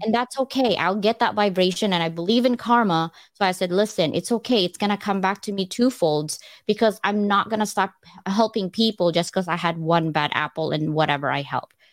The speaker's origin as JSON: {"language": "English", "region": "California", "country": "United States", "moved": "yes", "said": "I'm from California."}